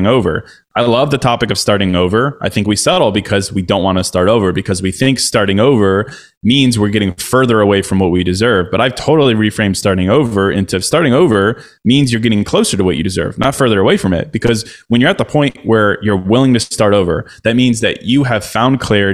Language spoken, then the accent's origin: English; Chicago, Illinois, United States; moved away as an adult; now in Miami, United States; I'm from Chicago. I spent the last 12 years in Chicago